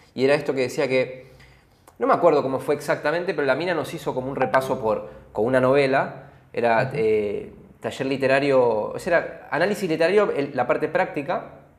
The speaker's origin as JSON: {"language": "Spanish", "country": "Argentina", "tie": "born or raised there", "said": "nosotros somos los dos argentinos, crecimos en, este país"}